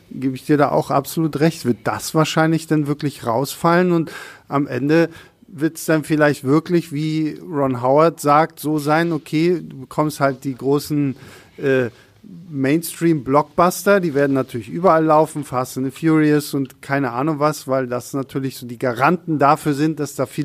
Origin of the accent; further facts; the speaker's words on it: Rostock, Mecklenburg-Vorpommern, Germany; ich komme ja äh, gebürtig aus Rostock und in Rostock haben wir eigentlich nur eine große Kinokette